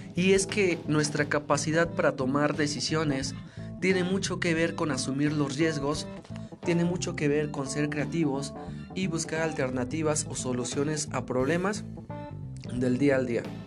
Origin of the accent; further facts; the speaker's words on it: Mexico; nosotros como mexicanos